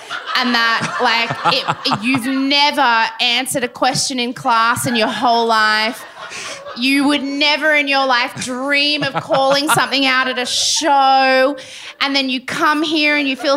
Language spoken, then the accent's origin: English; Sydney, New South Wales, Australia; I grew up in the Sydney equivalent of that place